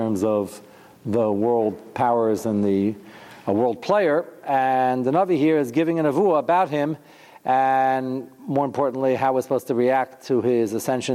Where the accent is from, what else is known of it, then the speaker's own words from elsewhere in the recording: United States; I'm American